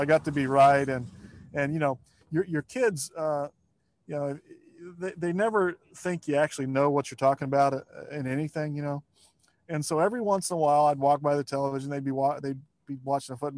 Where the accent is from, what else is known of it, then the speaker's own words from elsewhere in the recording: Lima, Ohio, United States; I was born in Lima, Ohio